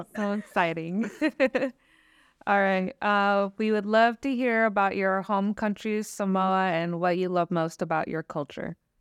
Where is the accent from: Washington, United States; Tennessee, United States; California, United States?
Washington, United States; Lummi Nation; I come from the Loving Nation